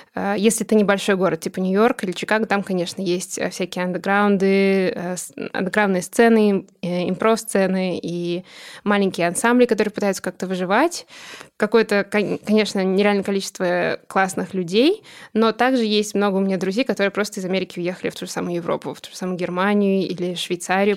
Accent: Russia; born or raised there; first language Russian; moved away as an adult; now in Boston, United States

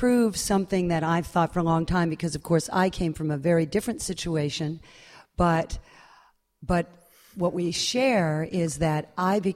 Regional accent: United States; as an American and as an American pianist

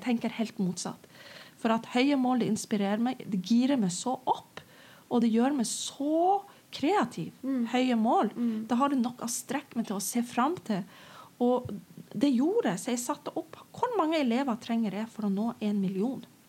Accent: Northern Norway, Norway; jeg er nordlending

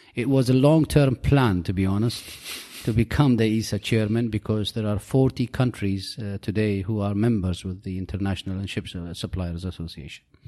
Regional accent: United Arab Emirates; I'm from the United Arab Emirates.

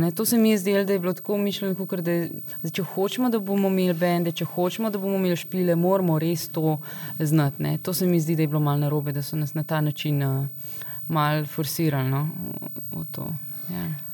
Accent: Slovenia; moved away

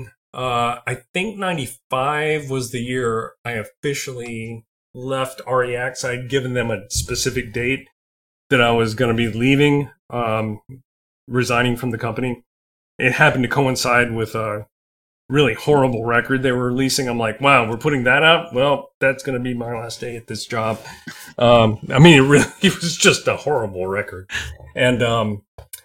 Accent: South Carolina, United States; now in Nashville, United States; I'm originally from South Carolina, so when I would go to visit my family

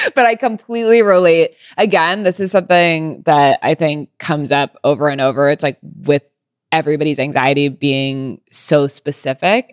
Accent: California, United States; now in New York, United States; I grew up in California

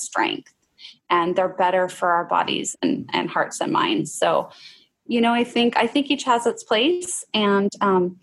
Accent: Oregon, United States; moved away; I did grow up having fry bread. I grew up in Oregon, actually

